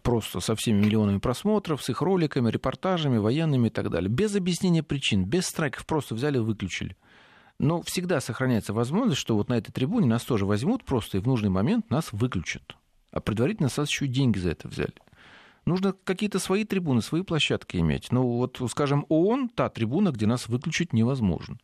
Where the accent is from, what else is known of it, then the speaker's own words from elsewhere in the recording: southern Russia, Russia; уроженец Южной России